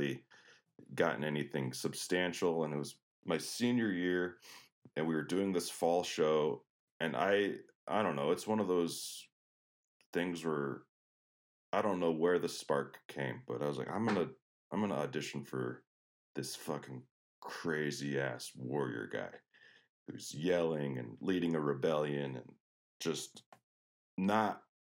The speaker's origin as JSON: {"language": "English", "town": "Denver", "region": "Colorado", "country": "United States", "tie": "born or raised there", "moved": "yes", "said": "I grew up in Denver, Colorado. I was born, I like to say, at the foot of the Rocky Mountains"}